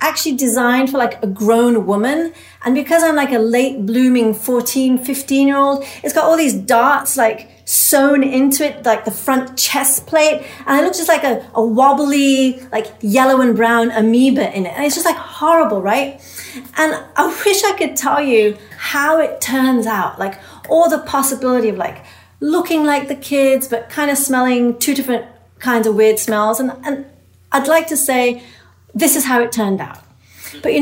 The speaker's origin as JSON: {"language": "English", "region": "England", "country": "United Kingdom", "tie": "born or raised there", "moved": "yes", "said": "I was an immigrant growing up in England"}